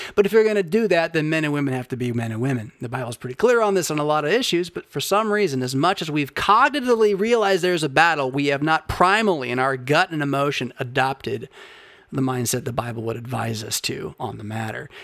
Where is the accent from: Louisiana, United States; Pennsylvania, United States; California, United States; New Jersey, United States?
California, United States; Southern; moved away as an adult; also born or lived in Portland, Oregon / Bay Area / Midwest / Philadelphia; I was born in Portland, Oregon, that I grew up in Southern California